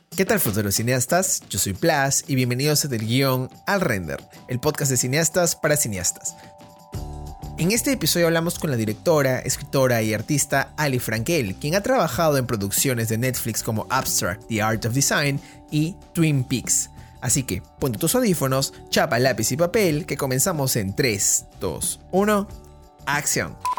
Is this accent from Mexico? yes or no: no; Peru; estuve en un colegio alemán. Acá, en Perú es el colegio Alexander von Humboldt